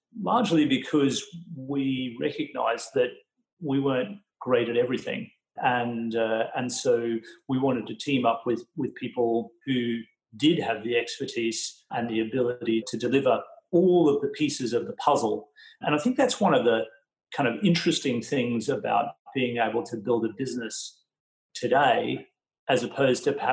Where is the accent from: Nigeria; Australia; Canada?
Australia; Bundaberg, Queensland; moved away; Bundaberg in Queensland, my hometown.